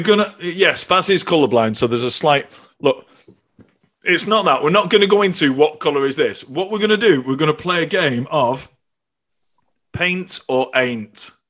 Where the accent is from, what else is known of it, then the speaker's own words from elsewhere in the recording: the north of England, United Kingdom; now in Ireland; I've got two Scottish parents. I come from Northern England and I live in Ireland